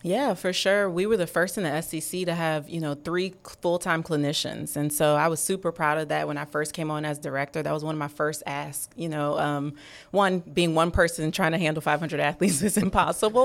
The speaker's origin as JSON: {"language": "English", "town": "New Orleans", "region": "Louisiana", "country": "United States", "also_born_or_lived": "Florida", "moved": "as an adult", "said": "I'm from New Orleans"}